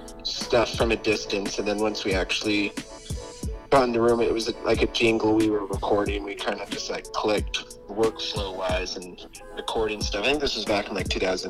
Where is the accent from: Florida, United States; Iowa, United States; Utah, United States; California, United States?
Utah, United States; Ogden; we're from Ogden, Utah, which is, like, northern.